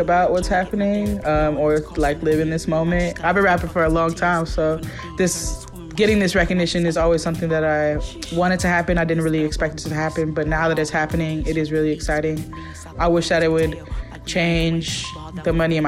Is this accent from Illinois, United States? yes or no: no; Oakland, California, United States; moved away as an adult; now in Brooklyn, United States; one of the main influences that I had growing up in East Oakland is just spending a lot of time with my pops